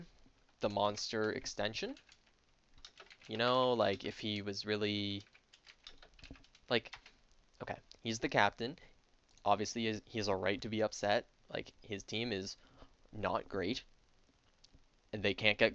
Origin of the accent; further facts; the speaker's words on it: Canada; as a Canadian